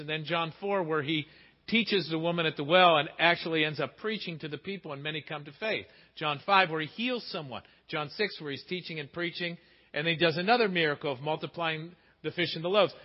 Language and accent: English; Pittsburgh, Pennsylvania, United States; growing up in Pittsburgh